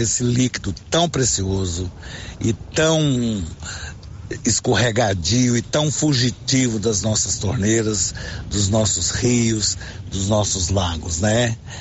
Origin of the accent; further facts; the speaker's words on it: Silvânia, Goiás, Brazil; Sou aqui de Silvânia